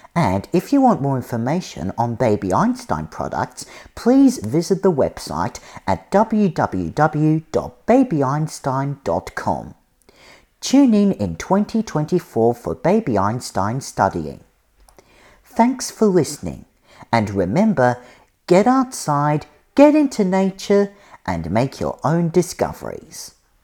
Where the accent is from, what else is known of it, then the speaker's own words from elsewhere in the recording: Australia; now in United States; I'm originally from Australia, but I'm studying on America.